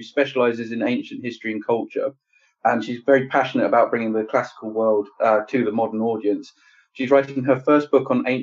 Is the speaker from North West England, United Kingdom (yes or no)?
no; Medway, South East England, United Kingdom; accent: Medway